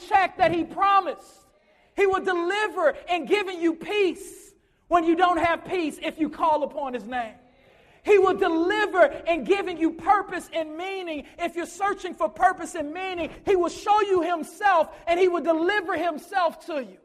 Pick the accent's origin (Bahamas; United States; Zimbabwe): United States; Chicago, Illinois; I grew up in Chicago